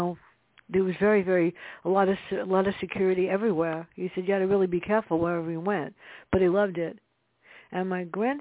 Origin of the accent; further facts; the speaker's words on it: New York City, New York, United States; I grew up in the South Bronx